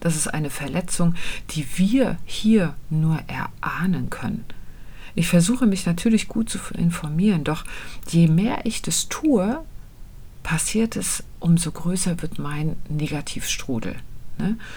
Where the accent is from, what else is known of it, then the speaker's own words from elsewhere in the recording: Kühlungsborn, Mecklenburg-Vorpommern, Germany; bin nämlich im Urlaub in Kühlungsborn an der Ostsee. Da fahre ich einmal im Jahr hin, weil das eben meine Heimat ist.